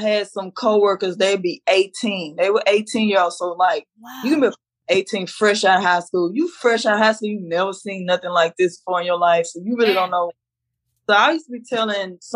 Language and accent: English; Dallas, Texas, United States; this is my hometown, so I'm used to Dallas